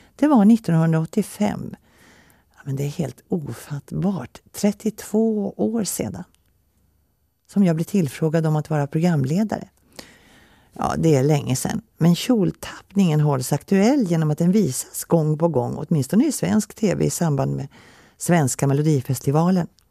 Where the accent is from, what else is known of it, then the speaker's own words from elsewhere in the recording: Finland; moved away; also born or lived in Helsinki / Åland; Jag är född i Finland under brinnande krig 1940